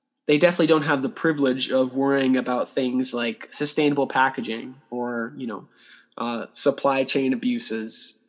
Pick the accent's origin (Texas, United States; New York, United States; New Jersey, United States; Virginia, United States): Virginia, United States; Stafford; moved away as an adult; also born or lived in Chicago, Illinois / Northern California / Madison, Wisconsin; now in Buffalo, United States; then we moved out to Northern Virginia to a place called Stafford, Virginia. So Stafford is a rural suburb of D.C., not the best, not the worst place, but I guess you could call it my hometown if you had to pinpoint one